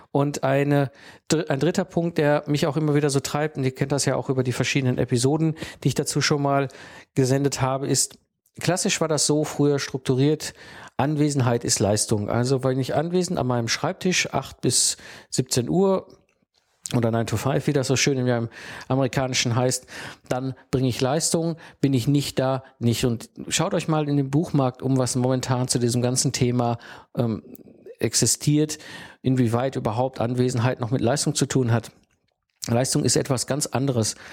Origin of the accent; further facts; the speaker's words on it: North Rhine-Westphalia, Germany; ich bin halt ein Kind des Ruhrpots und ich bin aufgewachsen zwischen Kohle und Stahl.